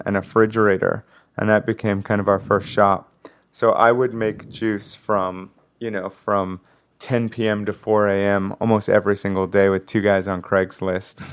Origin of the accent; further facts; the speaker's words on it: Los Angeles, California, United States; also born or lived in New York; I grew up in West L